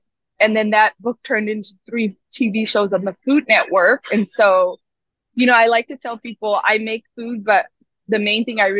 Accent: Seattle, Washington, United States; also born or lived in Mogadishu, Somalia / Nairobi, Kenya; now in New York, United States; my own identity growing up in Seattle.

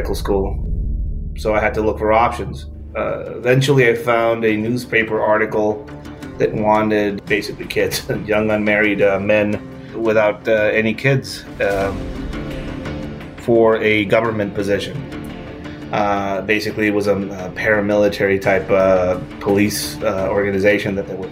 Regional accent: Tijuana, Baja California, Mexico; English is a second language; born and raised in Tijuana, Mexico.

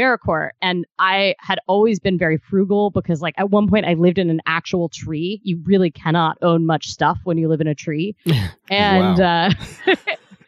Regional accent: Ohio, United States; moved away; also born or lived in Kentucky; I spent about half my day in Kentucky and half in Ohio

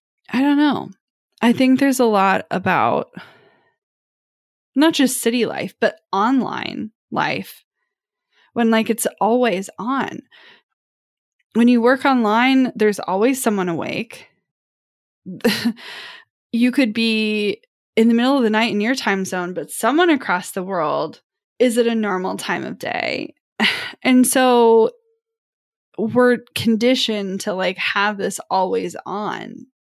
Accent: Midwest, United States; Now, I don't know if it's because I'm from the Midwest and I'm surrounded by the farming community. Like, even if I'm in the city, I grew up around small towns

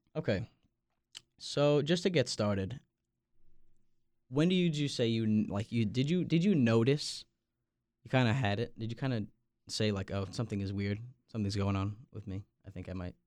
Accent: Long Island, New York, United States; now in Raleigh, United States; I'm from Long Island, New York

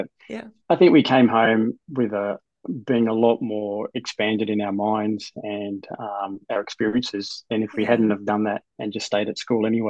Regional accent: Queensland, Australia; also born or lived in Perth, Western Australia; So I was born and grown up for the first couple of years in Perth before moving to Queensland for a number of years. I think we're about there for about 6 or 7 years.

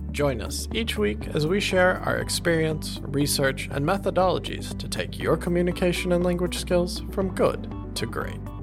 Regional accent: United States; moved away as an adult; now in Taiwan; when I go back to the US

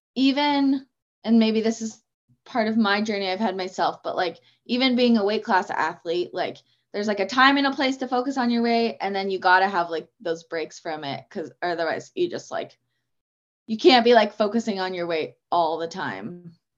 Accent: Auburn, Washington, United States; I've grown up in this area my whole life and still live around here

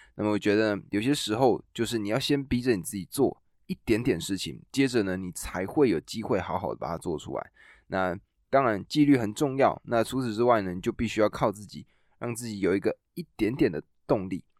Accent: Taiwan; 我们台湾人

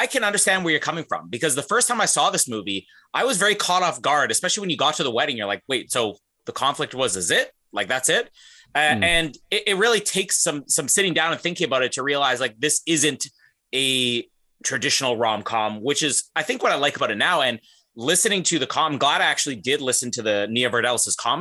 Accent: Winnipeg, Manitoba, Canada; my hometown in Winnipeg

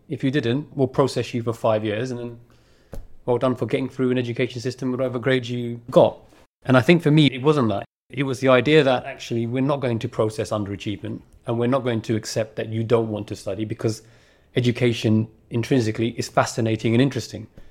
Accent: London, United Kingdom; And it's also the borough that I grew up in. I was born in Newham

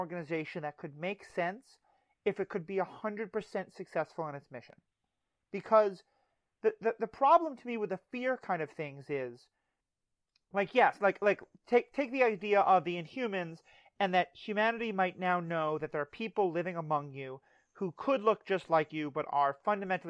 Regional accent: New York City, New York, United States; I grew up in New York City

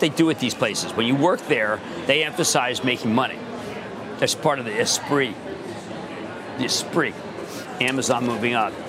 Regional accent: Philadelphia, Pennsylvania, United States; accent: Philadelphia

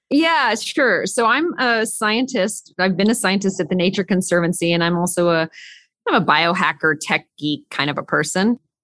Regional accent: California, United States; I grew up in California

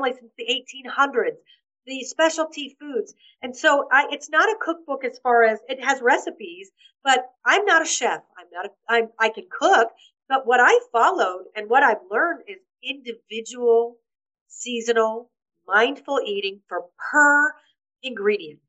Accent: United States; moved away as an adult; now in Malta; I'm an American author

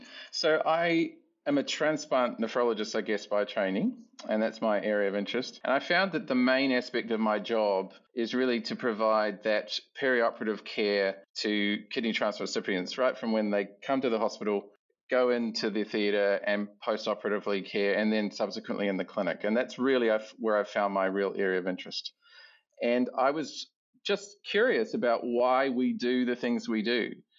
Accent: New Zealand; moved away as an adult; also born or lived in Auckland, New Zealand; now in Adelaide, Australia; So I'm a Kiwi Australian. It's probably the best way of describing it. I come from New Zealand originally, Aotearoa, New Zealand

